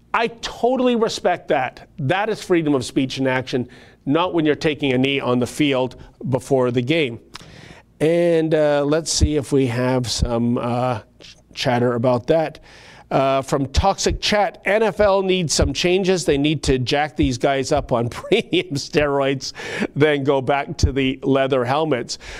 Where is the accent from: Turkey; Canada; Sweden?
Canada; I, as a Canadian